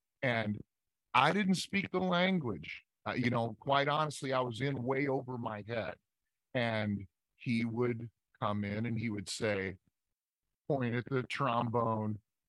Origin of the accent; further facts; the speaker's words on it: Midwest, United States; I just never came up that way. I'm from the Midwest.